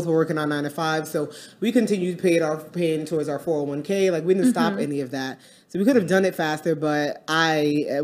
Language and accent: English; New York City, New York, United States; moved away as an adult; now in Dallas, United States; We are from Brooklyn, New York, now living in Dallas, Texas